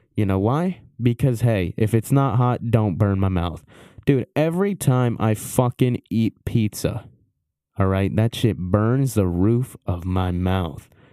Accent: Maryland, United States; I was born in Maryland

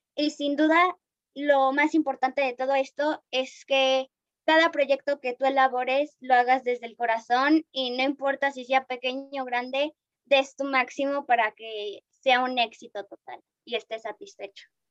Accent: Mexico

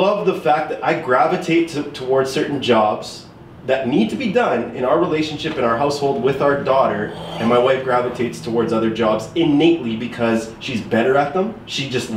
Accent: Canada; I was born and raised here in Canada

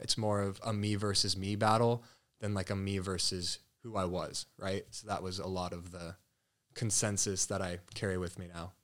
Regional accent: Colorado, United States; moved away as an adult; now in Scottsdale, United States; I grew up in Colorado. Born and raised there, first eighteen years

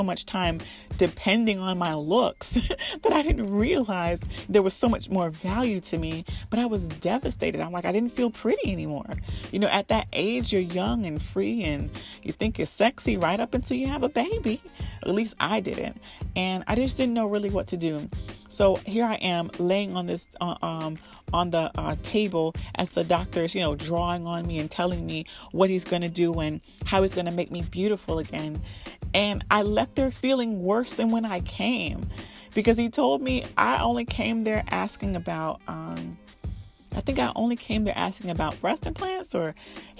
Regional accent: Miami, Florida, United States; I was born and raised in Miami

